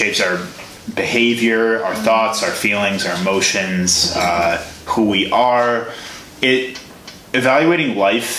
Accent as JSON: {"language": "English", "town": "Chicago", "region": "Illinois", "country": "United States", "tie": "born or raised there", "said": "I grew up in the suburbs of Chicago, south suburbs"}